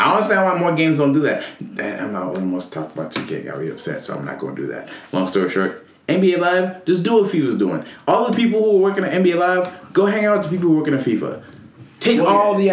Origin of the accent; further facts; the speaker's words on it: Nigeria; I'm Nigerian.